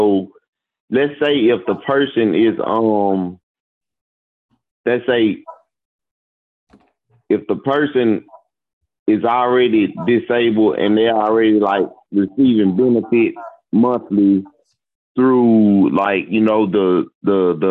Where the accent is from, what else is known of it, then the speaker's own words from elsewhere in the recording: Mississippi, United States; also born or lived in Jacksonville, Florida; I'm from Mississippi